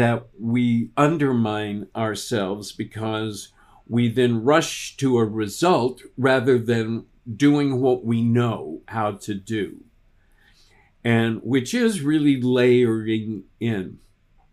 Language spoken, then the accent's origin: English; Texas, United States; I grew up in Texas. We only spoke one language